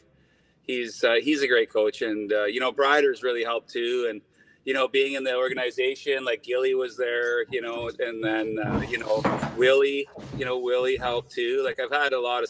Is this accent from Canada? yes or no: yes; New Westminster, British Columbia, Canada; I'm from New West